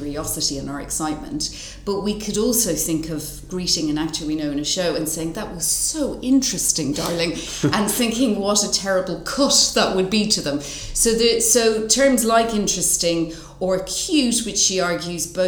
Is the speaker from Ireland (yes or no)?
yes; Dublin, Leinster, Ireland; moved away as an adult; now in United Kingdom; I'm originally from Dublin, but have lived in the UK for a long time